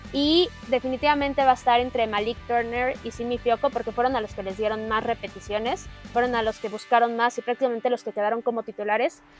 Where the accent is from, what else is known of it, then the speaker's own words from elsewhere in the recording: Mexico; como mexicanos